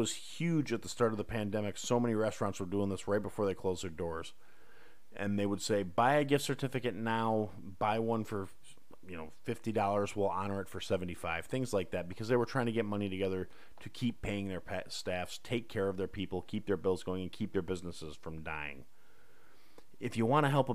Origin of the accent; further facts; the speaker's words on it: Kenosha, Wisconsin, United States; my hometown, recently in the news due to a lot of really rotten reasons. Kenosha, Wisconsin